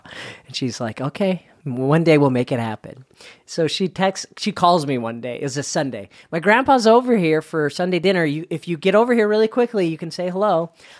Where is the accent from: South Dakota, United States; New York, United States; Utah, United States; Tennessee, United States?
Utah, United States; Salt Lake City; This began in Princeton Avenue in the Yellcrest area of Salt Lake City.